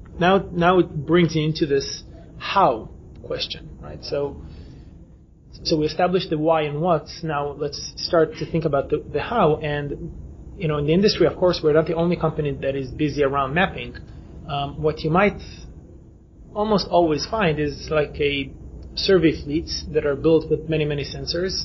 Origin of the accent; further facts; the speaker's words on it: Israel; we come from Israel